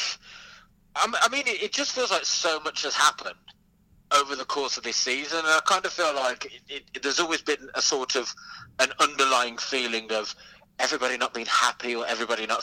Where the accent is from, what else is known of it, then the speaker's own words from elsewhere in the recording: Smethwick, West Midlands, United Kingdom; I am from Smethwick in the Black Country.